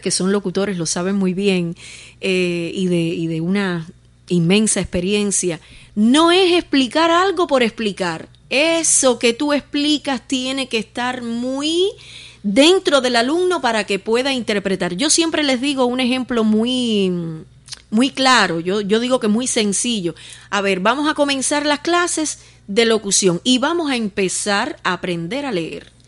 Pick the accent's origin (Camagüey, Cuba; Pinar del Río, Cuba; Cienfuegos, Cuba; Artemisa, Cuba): Pinar del Río, Cuba; Los Palacios; del municipio de Los Palacios, de donde yo soy, orgullosamente de donde yo soy